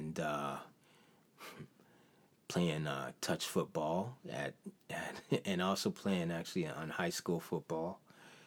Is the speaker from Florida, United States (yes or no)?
no; Detroit, Michigan, United States; moved away as an adult; also born or lived in Chicago; I was born in Henry Ford Hospital